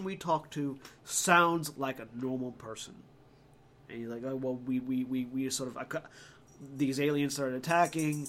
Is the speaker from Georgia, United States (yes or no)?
yes; Georgia, United States; accent: muted southern; I am a native Georgian